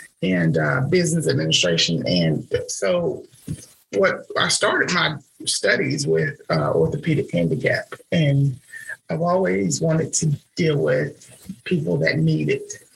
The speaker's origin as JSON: {"language": "English", "town": "Rome", "region": "Georgia", "country": "United States", "tie": "born or raised there", "said": "I'm from Rome, of course, and I played basketball before West Rome High School"}